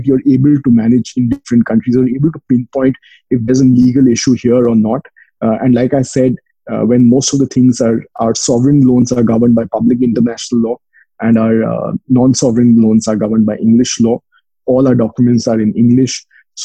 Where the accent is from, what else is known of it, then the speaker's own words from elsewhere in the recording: India; moved away; I'm from India.